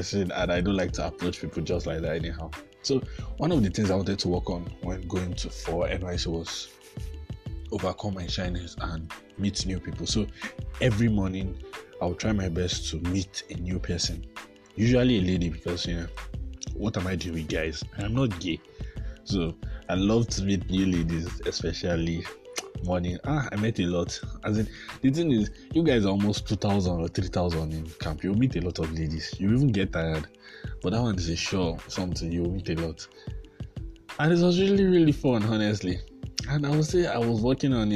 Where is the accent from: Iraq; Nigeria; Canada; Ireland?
Nigeria; Jos, Plateau; I'm from Jos. Jos is a cold place.